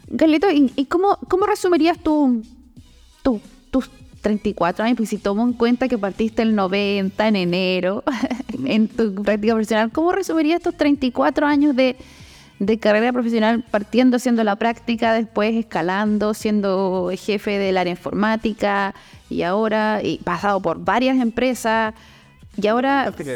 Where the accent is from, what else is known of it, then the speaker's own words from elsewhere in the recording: Puerto Montt, Los Lagos, Chile; also born or lived in Valdivia; de donde yo vengo, que es Puerto Montt.